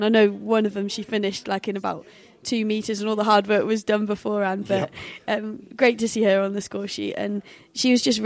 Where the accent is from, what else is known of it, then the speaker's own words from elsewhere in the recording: England, United Kingdom; we're typically English